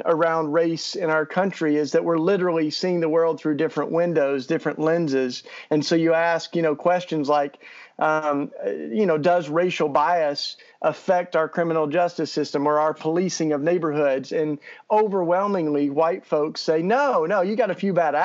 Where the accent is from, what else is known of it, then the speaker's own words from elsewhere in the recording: East Tennessee, United States; moved away as an adult; now in Philadelphia, United States; I grew up in East Tennessee